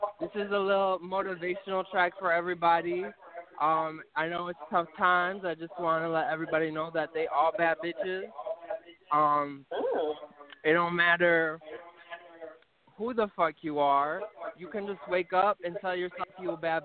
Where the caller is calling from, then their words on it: Detroit, Michigan, United States; I am calling from Detroit